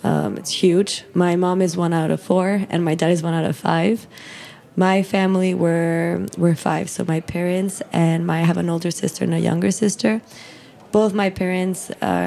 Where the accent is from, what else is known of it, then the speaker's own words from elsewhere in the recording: Mexico City, Mexico; moved away as an adult; also born or lived in New York, United States; now in United States; I'm from Mexico City. I was originally born in New York and grew up there until I was 8 years old. And then afterwards, I moved to Mexico. So I've been living there for the past 18 years